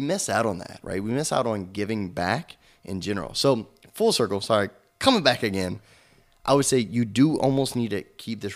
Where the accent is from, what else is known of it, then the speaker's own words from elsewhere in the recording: South Louisiana, United States; I'm from South Louisiana